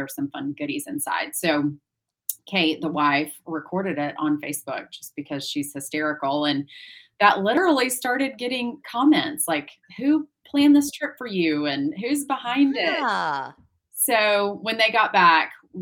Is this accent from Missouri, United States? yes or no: yes; St. Louis, Missouri, United States; I grew up in St. Louis, so pretty landlocked in the Midwest